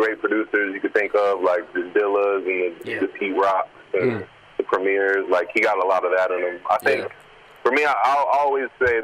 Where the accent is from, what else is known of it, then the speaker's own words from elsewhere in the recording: California, United States; moved away as an adult; also born or lived in New York; now in Melbourne, Australia; I grew up in California